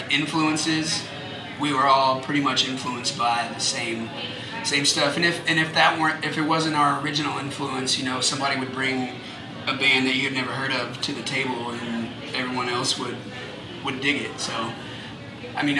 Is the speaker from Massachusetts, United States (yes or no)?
no; Houston, Texas, United States; I was born in Houston